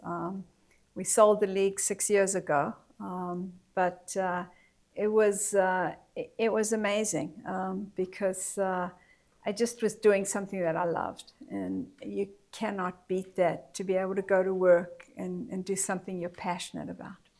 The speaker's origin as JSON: {"language": "English", "town": "Johannesburg", "region": "Gauteng", "country": "South Africa", "tie": "born or raised there", "said": "I grew up in Johannesburg, South Africa"}